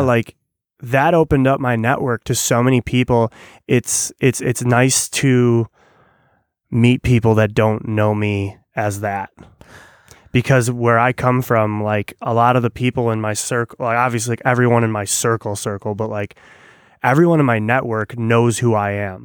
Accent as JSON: {"language": "English", "region": "Illinois", "country": "United States", "tie": "born or raised there", "said": "when you grow up in, like, suburbia"}